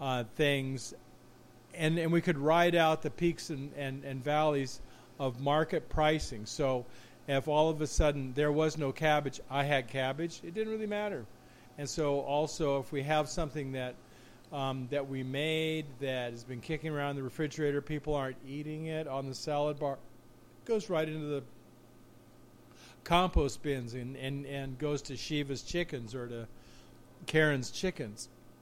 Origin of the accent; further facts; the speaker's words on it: Los Angeles, California, United States; You know, Los Angeles County mostly. Glendora, Cucamonga, Claremont.